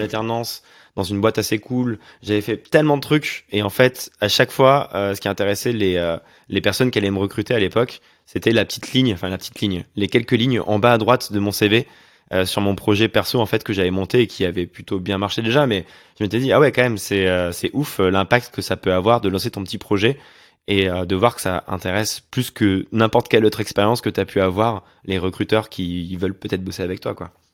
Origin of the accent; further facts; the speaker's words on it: Auvergne-Rhône-Alpes, France; moved away; also born or lived in Montreal; je viens d'Auvergne